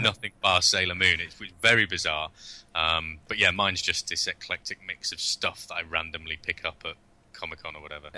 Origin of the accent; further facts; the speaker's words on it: United Kingdom; being British